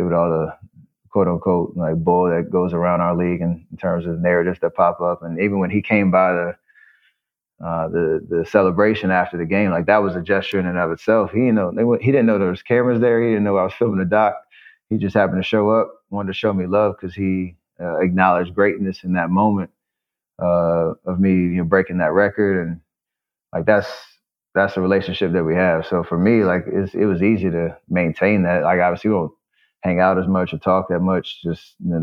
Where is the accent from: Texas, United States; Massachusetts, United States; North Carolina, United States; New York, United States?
North Carolina, United States; Charlotte; growing up in Charlotte